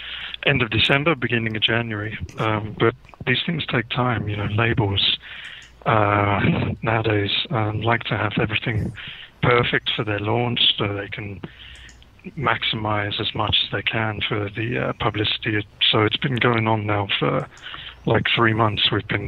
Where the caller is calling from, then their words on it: South East England, United Kingdom; Just outside of London in the UK at the moment.